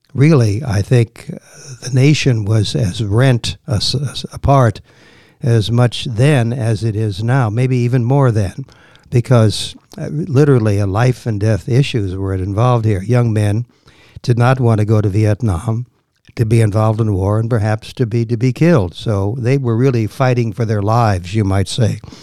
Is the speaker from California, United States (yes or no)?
no; Washington, District of Columbia, United States; born or raised there; also born or lived in Chicago, Illinois; now in Virginia, United States